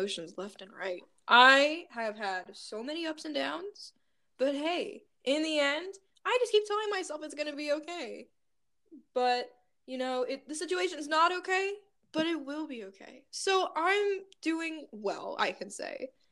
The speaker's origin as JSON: {"language": "English", "region": "North Carolina", "country": "United States", "said": "I am from North Carolina"}